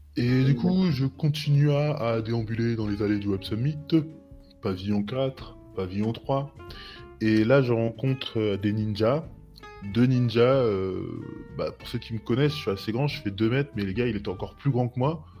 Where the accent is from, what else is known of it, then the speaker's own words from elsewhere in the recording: France; now in Portugal; je suis français, mais j'habite au Portugal, ça fait un petit bout de temps